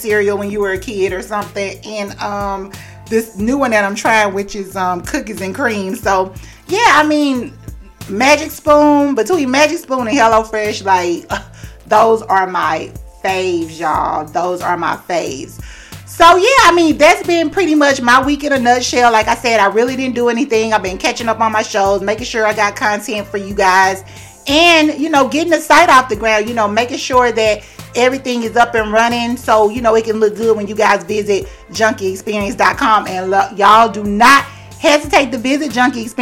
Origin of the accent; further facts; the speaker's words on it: the South, United States; I grew up in the South